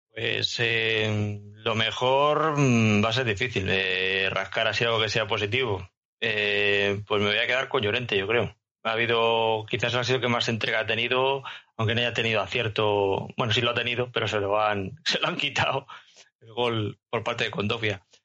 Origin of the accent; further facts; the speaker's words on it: Madrid, Community of Madrid, Spain; now in Murcia, Spain; yo soy madrileño